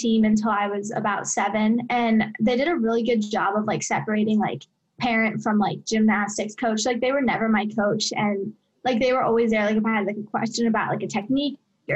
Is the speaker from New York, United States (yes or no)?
no; Coral Springs, Florida, United States; moved away as an adult; So I grew up in Coral Springs, Florida. It's like a suburb of Fort Lauderdale, just a little bit north of the Miami area.